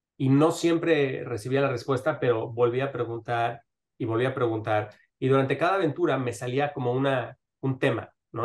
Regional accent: Mexico City, Mexico; moved away as an adult; now in Miami, United States; yo nací en Miami, pero crecí en la Ciudad de México

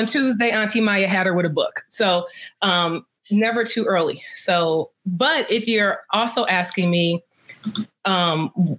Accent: Detroit, Michigan, United States; I grew up in Detroit.

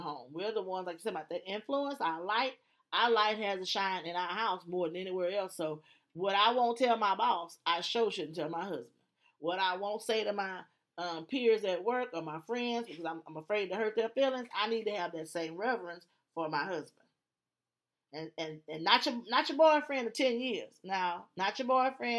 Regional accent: Alexandria, Louisiana, United States; moved away; I'm from Louisiana, Alexandria. And so I'm country.

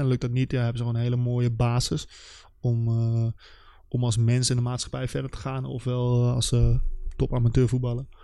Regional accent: Nijmegen, Gelderland, Netherlands; voor ons als Nijmegenaar

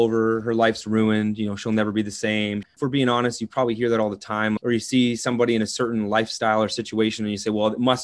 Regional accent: Southern Ontario, Canada; So I grew up in Southern Ontario, farming, agriculture community.

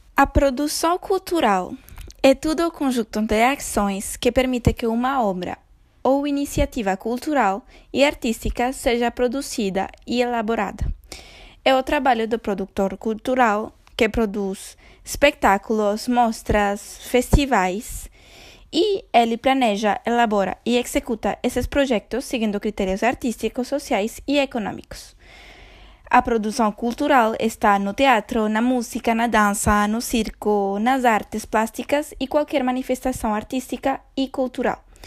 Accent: Venezuela; Portuguese is a second language; moved away; num país como a Venezuela, de onde eu sou

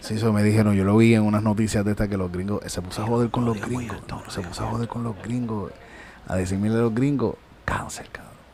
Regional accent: Yauco, Puerto Rico; yo soy de Yauco

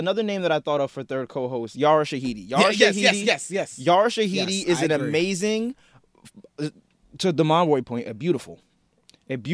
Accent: Trenton, New Jersey, United States; So I'm from Trenton, New Jersey

